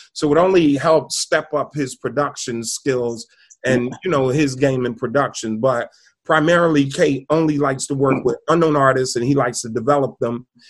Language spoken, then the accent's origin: English; New Jersey, United States; And, you know, we're from Jersey, so we always just go across the George Washington Bridge.